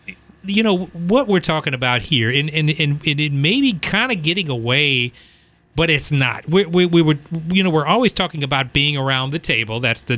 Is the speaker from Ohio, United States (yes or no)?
no; Baton Rouge, Louisiana, United States; I'm from Baton Rouge